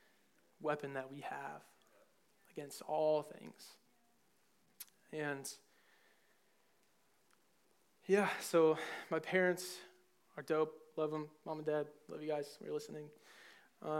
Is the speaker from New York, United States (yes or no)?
no; Cleveland, Ohio, United States; moved away as an adult; I come from Ohio, Cleveland, the land of the Ohioan people